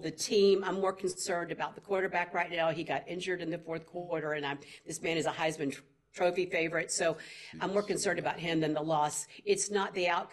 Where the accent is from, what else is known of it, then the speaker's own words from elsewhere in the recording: Tennessee, United States; moved away; also born or lived in Arkansas; I am from the great state, wait for it, of Tennessee